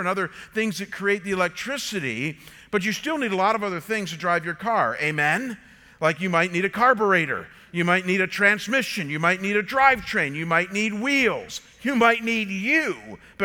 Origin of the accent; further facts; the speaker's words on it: Chagrin Falls, Ohio, United States; growing up came from the John Deere shop in Chagrin Falls